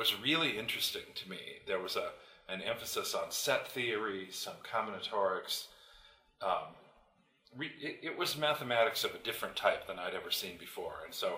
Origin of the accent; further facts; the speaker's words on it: India; moved away as an adult; that's why I and my brother and sister were all born and raised in India. So we went through through grade school and high school in India, and then came back to the United States to go to college or university.